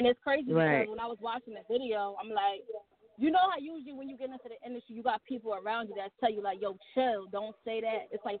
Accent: New Brunswick, New Jersey, United States; I'm from New Brunswick. Exit 9.

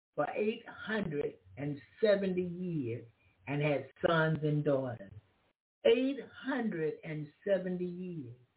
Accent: the South, United States; I'm from the South

